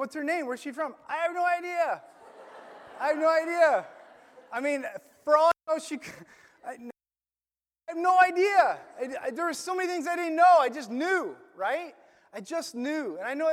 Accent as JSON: {"language": "English", "region": "Illinois", "country": "United States", "tie": "born or raised there", "also_born_or_lived": "Florida", "moved": "yes", "said": "I grew up in my hometown in Illinois"}